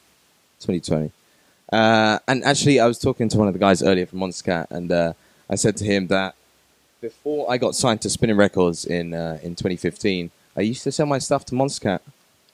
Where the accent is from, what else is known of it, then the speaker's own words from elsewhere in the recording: England, United Kingdom; moved away as an adult; now in Amsterdam, Netherlands; I come from England.